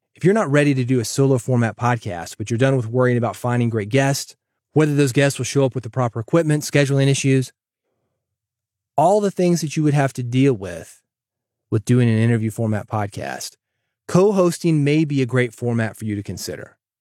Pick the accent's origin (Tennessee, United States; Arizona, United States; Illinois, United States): Tennessee, United States; Nashville; Growing up in Nashville